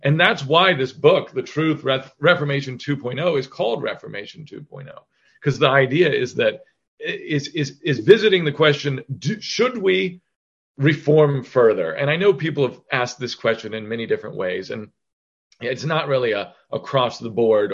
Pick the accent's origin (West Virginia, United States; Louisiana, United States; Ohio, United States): Ohio, United States; Chillicothe; moved away as an adult; also born or lived in New York City / Los Angeles; we moved back to my hometown of in Ohio, of Chillicothe, Ohio